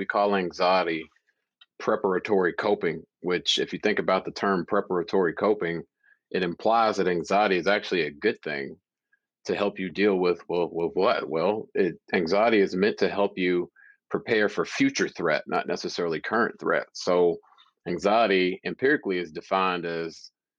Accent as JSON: {"language": "English", "town": "Louisville", "region": "Kentucky", "country": "United States", "said": "I'm from Louisville, Kentucky originally."}